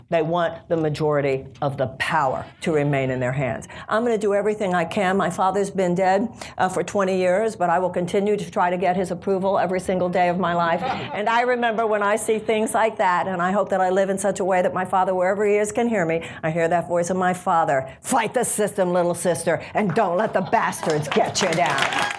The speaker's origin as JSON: {"language": "English", "country": "United States", "said": "The issue of voting rights is very close to me, both in my life and in my campaign, just because I'm an American, obviously"}